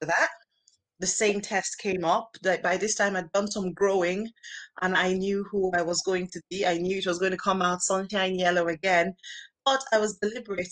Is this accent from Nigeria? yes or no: yes; Nigeria; accent: Nigerian; now in United Kingdom; I grew up in Nigeria, where most people are Black